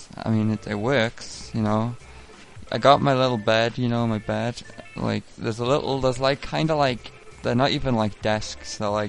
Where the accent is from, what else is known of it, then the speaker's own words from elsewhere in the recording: England, United Kingdom; I'm jet-lagged to fuck. I'm from England.